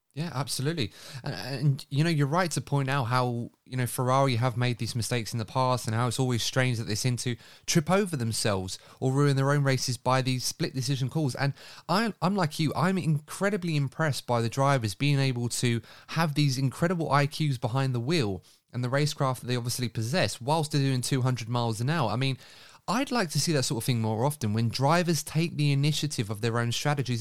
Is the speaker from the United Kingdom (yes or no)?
yes; United Kingdom; a British fan